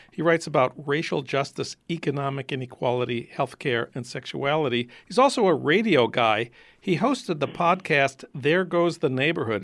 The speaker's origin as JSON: {"language": "English", "town": "Saint Paul", "region": "Minnesota", "country": "United States", "tie": "born or raised there", "said": "It's my hometown, and Philando Castile went to my high school, St. Paul Central"}